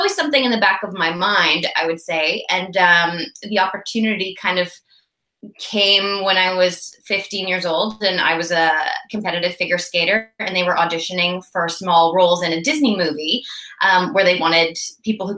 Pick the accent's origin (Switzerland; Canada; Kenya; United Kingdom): Canada; also born or lived in Vancouver, British Columbia; I am a Canadian actor and I'm based in Vancouver, British Columbia.